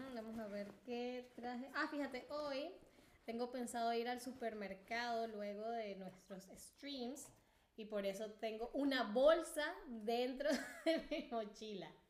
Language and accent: Spanish; Venezuela; nosotros le decimos, yo uh, en Venezuela le diría